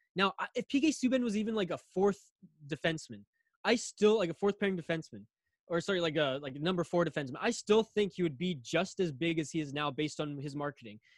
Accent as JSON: {"language": "English", "region": "Northern British Columbia", "country": "Canada", "tie": "born or raised there", "also_born_or_lived": "Victoria, British Columbia / Vancouver Island", "said": "me growing up in Northern BC"}